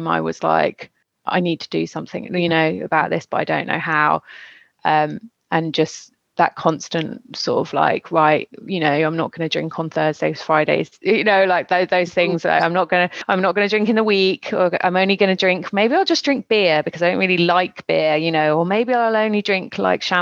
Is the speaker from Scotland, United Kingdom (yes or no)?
no; West Country, South West England, United Kingdom; moved away as an adult; also born or lived in Brighton / London; now in France; I am a Brit living in France. I've been here for 15 years, originally from the West Country in the UK